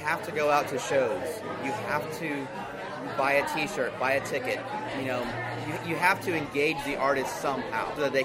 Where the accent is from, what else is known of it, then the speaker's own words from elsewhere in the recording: Houston, Texas, United States; I'm from Houston.